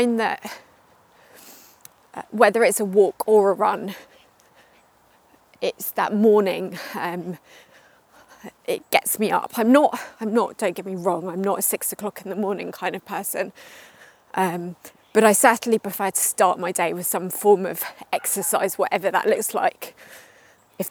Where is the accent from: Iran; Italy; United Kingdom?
United Kingdom; Surrey, South East England; moved away as an adult; also born or lived in West Country; now in London, United Kingdom; I live in London now. I grew up just outside of London in Surrey